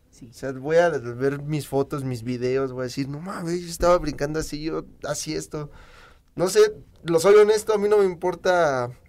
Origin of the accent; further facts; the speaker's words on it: Mexico; amo mi país, amo mis raíces, mi apellido maya.